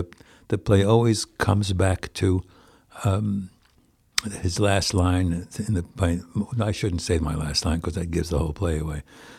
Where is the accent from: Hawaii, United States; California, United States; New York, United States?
New York, United States; White Plains; I come from White Plains, New York, which has 4 basic synagogues.